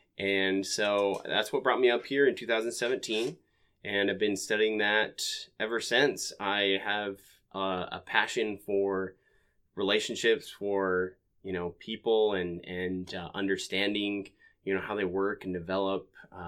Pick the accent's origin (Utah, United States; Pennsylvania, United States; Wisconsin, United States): Utah, United States; Ogden; So I am originally from Ogden, Utah. I was born and raised there. I come from a large family.